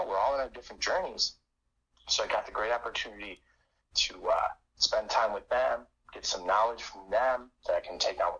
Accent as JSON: {"language": "English", "region": "the North", "country": "United States", "said": "My wife is a Southern Baptist woman. I am from the North."}